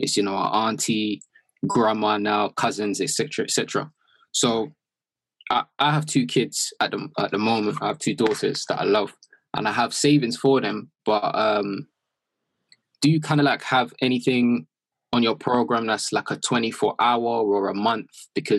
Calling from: London, United Kingdom; From London.

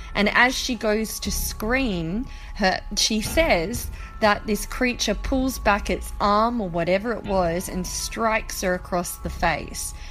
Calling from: Sydney, New South Wales, Australia; I'm calling from Sydney, Australia

